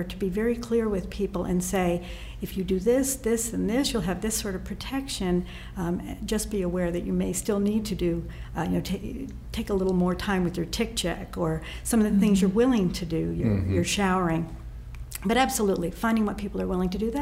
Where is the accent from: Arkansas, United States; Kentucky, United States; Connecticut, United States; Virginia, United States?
Connecticut, United States; I grew up in Connecticut